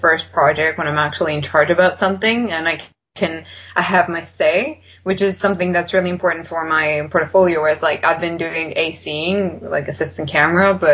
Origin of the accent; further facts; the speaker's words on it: Serbia; I'm not from the UK, I'm from Serbia.